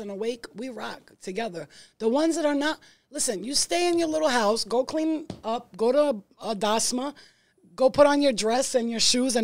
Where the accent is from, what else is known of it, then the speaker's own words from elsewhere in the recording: New York City, New York, United States; I'm from Staten Island, too